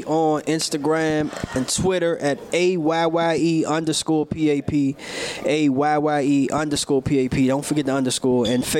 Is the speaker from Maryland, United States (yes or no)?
yes; PG County, Maryland, United States; moved away